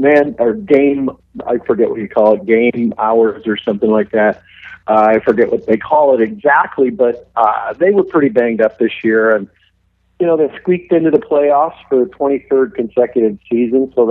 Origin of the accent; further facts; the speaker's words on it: St. Clair Shores, Michigan, United States; I'm from St. Clair Shores, Michigan, and grew up as a Red Wings fan.